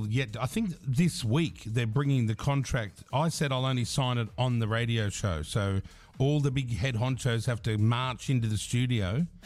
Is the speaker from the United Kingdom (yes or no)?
no; Australia